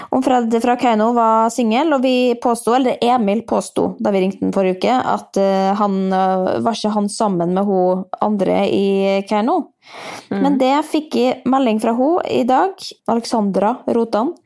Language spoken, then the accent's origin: Norwegian; Molde, Møre og Romsdal, Norway; now in Oslo, Norway; Jeg er også fra Molde, men jeg er i Oslo, for der bor jeg